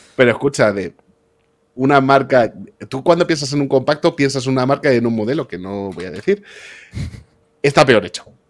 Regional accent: Madrid, Community of Madrid, Spain; yo como madrileño

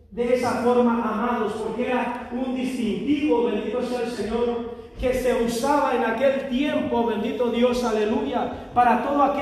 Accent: Mexico; moved away; al menos yo soy mexicano, yo vengo de otro país

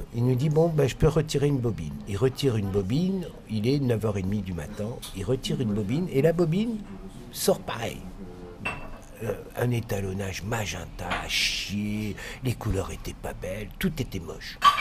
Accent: France; Nous sommes des Français arrivant chez Deluxe à Londres

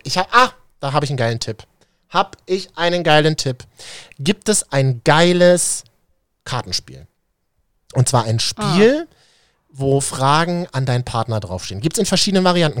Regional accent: Berlin, Germany; Ich bin ja in Berlin-Neukölln zur Schule gegangen

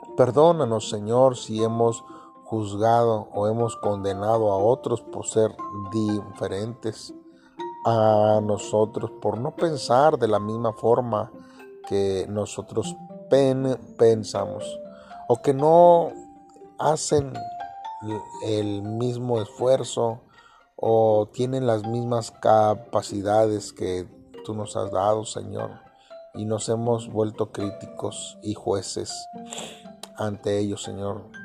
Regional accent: Mexico; somos mexicanos

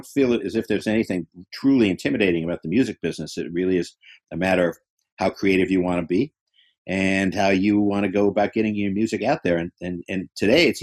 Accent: New York, United States; moved away as an adult; also born or lived in Boston; I was from New York

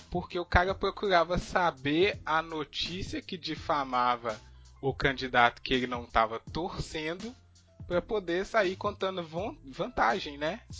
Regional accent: Minas Gerais, Brazil; vou falar Fla-Flu porque a gente é de Minas

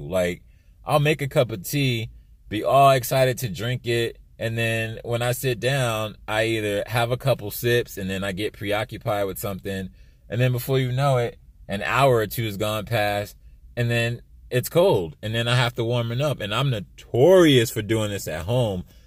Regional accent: East Coast, United States; moved away; I'm from the East Coast

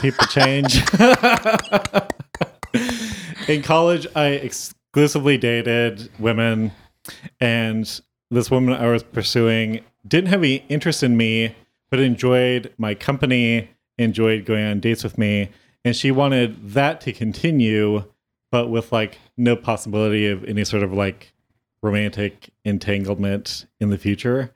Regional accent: Modesto, California, United States; now in Los Angeles, United States; my hometown

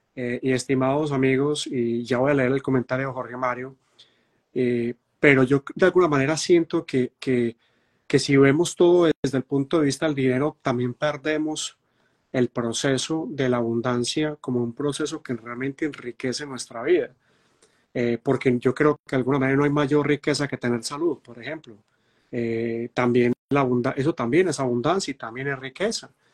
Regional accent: Medellín, Antioquia, Colombia; yo soy de Medellín, Colombia

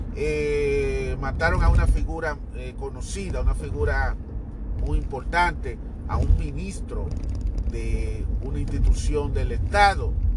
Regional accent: Dominican Republic; moved away; voy a irme a la República Dominicana, mi tierra natal

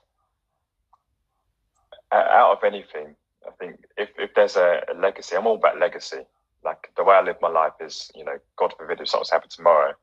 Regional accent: Ghana; giving a nod to all fellow Ghanaians in the house right now.

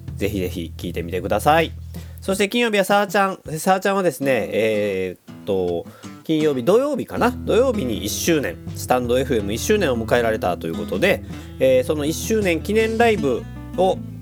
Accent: Kobe, Hyogo, Japan; 神戸っ子

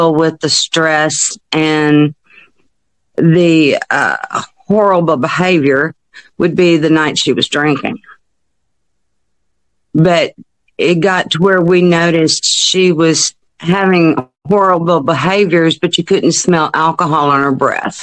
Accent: Hot Springs, Arkansas, United States; I'm from Hot Springs

